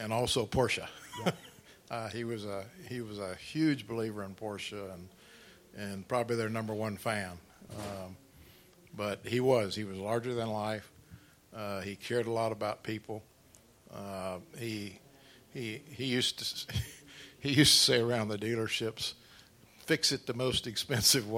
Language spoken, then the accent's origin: English; Jacksonville, Florida, United States; I grew up in Jacksonville